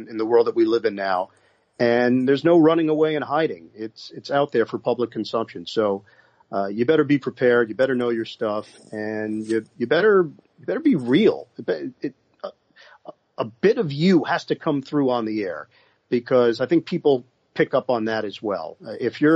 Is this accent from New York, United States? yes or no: yes; New York, United States; my hometown in New York